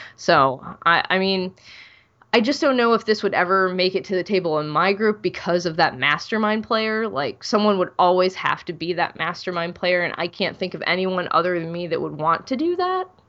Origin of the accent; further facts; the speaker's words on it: Ohio, United States; I'm from Ohio